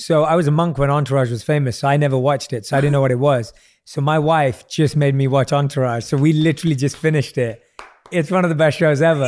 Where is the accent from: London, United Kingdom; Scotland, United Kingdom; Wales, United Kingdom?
London, United Kingdom; I grew up in London, I knew no one in the entertainment industry